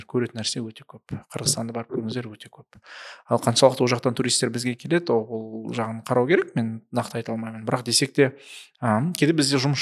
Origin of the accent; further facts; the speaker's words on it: Shymkent, Kazakhstan; мен өзім өзім шымкент қаласының шымкент қаласының тумасымын түркістан облысының тумасымын